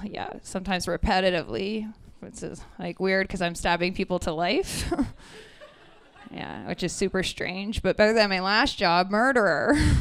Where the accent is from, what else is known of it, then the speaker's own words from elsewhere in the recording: Brantford, Ontario, Canada; I'm from Brantford, Ontario